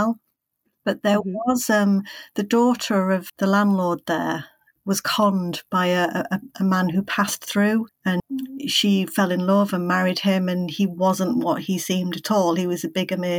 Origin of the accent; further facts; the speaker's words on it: Yorkshire and the Humber, United Kingdom; I'm from Yorkshire, so a joy for me to write about Yorkshire